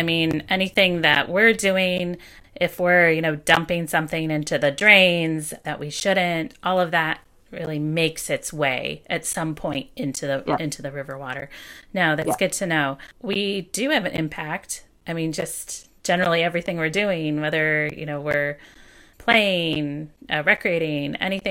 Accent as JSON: {"language": "English", "town": "Flint", "region": "Michigan", "country": "United States", "tie": "born or raised there", "said": "I'm born and raised in Flint, so I've been here all my life"}